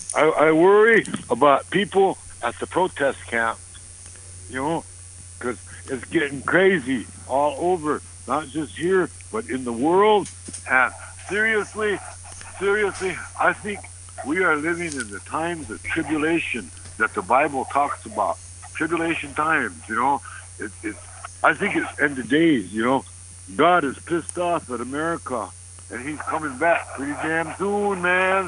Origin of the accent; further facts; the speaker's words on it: North Dakota, United States; I'm from the Res. Um, born and bred here on the Res